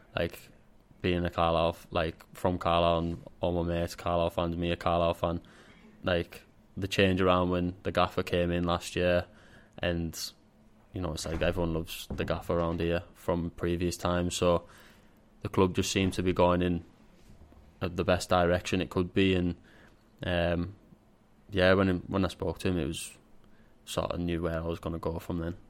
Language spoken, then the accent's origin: English; Carlisle, North West England, United Kingdom; it being my hometown club